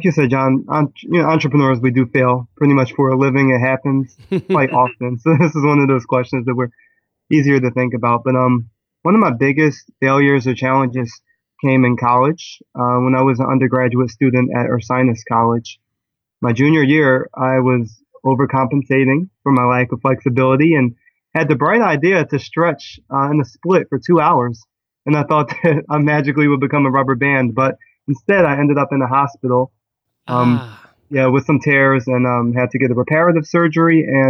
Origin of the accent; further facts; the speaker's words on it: Philadelphia, Pennsylvania, United States; I am from Philadelphia, and I really am a lover of dance.